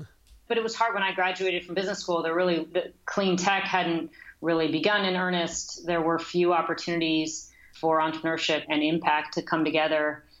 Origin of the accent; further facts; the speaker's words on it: Bay Area, California, United States; Fortunately, I was from the Bay Area. I came back here